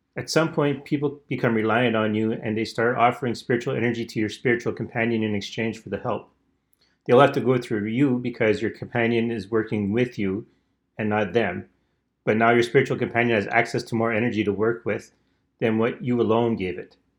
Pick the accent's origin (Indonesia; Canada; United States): Canada; I'm Canadian